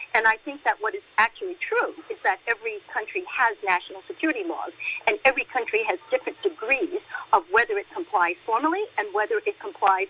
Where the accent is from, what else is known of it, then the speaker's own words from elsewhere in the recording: Hong Kong; I was born in Hong Kong